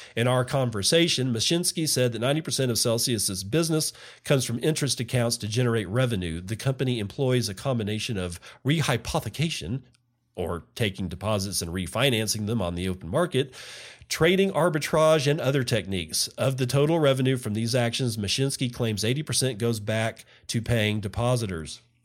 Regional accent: Texas, United States; in my home state, Texas

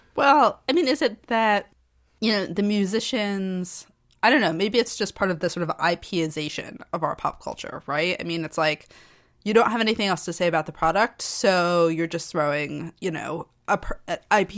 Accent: New England, United States; I am from New England

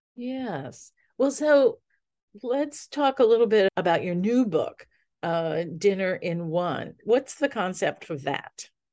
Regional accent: New Orleans, Louisiana, United States; I grew up in New Orleans in the Sicilian family

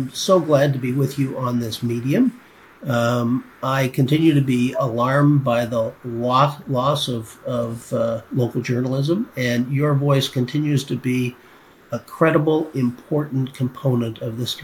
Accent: Canada

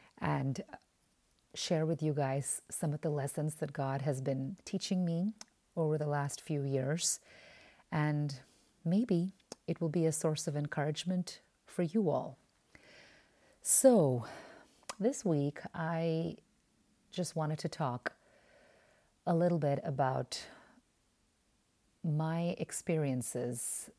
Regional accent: Oman; moved away as an adult; also born or lived in India; Now, I was born in India, but I was raised in the Middle East in the Sultanate of Oman. And I grew up in Oman from the age of five.

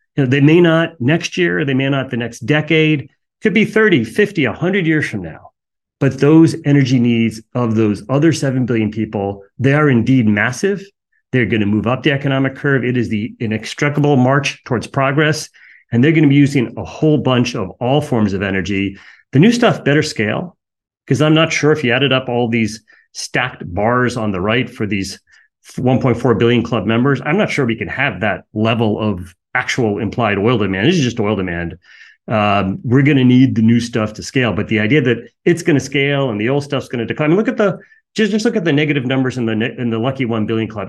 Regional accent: United States; I'm an American.

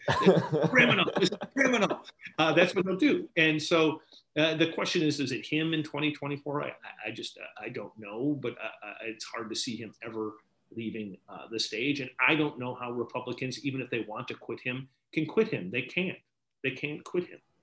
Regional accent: Wisconsin, United States; moved away; also born or lived in Maine; my home state of Wisconsin

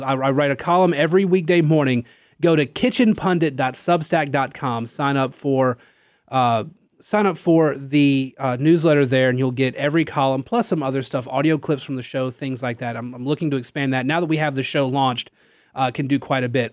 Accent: Louisiana, United States; I'm from Louisiana

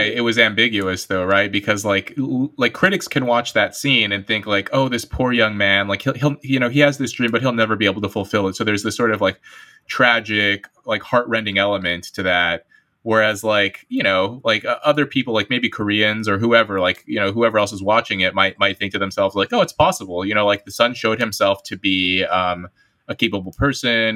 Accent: United States; as an American

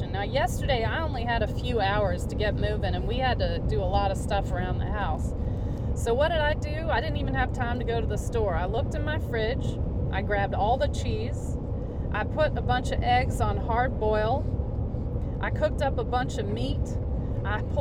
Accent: the South, United States; accent: southern; I'll just go in there and drum up my southern accent, and just see if they wouldn't mind asking that person to please leave.

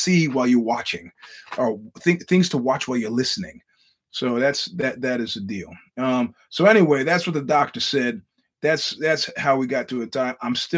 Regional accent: New York, United States; now in California, United States; I'm a New Yorker

